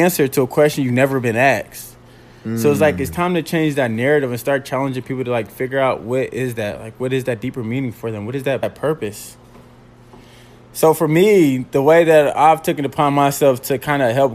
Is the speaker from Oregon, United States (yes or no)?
no; Indianapolis, Indiana, United States; I'm from Indianapolis